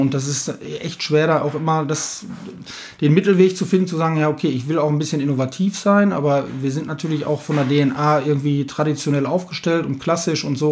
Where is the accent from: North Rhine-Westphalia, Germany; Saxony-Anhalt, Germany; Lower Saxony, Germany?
North Rhine-Westphalia, Germany; Bochum; eine gewisse Bodenständigkeit haben wir einfach auch hier bei uns im Ruhrgebiet, hier in Alten Bochum, ähm, lange, ja, langjähriger Betrieb